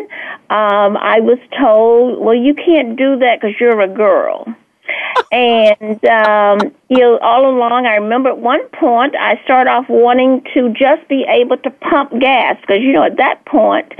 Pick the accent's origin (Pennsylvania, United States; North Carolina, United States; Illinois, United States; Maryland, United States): North Carolina, United States; Goldsboro; moved away as an adult; also born or lived in Wilmington, North Carolina; I was born in Wilmington, North Carolina, and grew up in Goldsboro